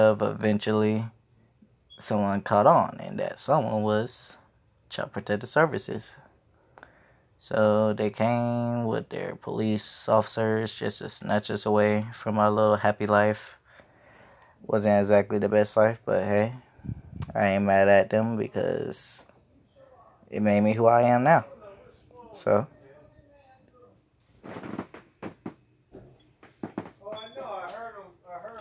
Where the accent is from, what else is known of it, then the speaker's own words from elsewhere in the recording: Raleigh, North Carolina, United States; I grew up in Raleigh. Normal Raleigh kid